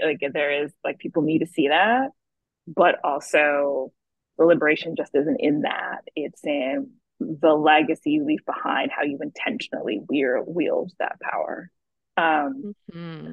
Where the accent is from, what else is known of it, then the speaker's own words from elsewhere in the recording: the South, United States; having two immigrant parents, growing up in the South